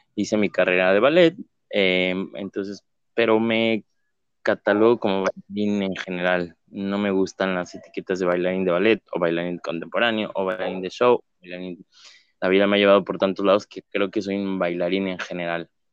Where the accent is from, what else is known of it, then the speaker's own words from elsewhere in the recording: Mexico City, Mexico; yo soy de la Ciudad de México, originario